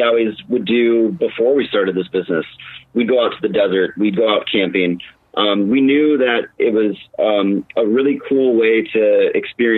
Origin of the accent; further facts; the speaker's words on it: Wisconsin, United States; now in Phoenix, United States; We're originally from Wisconsin